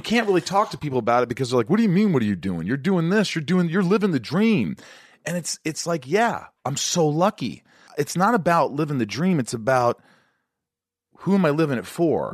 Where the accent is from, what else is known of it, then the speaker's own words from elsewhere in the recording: Indiana, United States; moved away as an adult; also born or lived in Kentucky / New York; I grew up in Indiana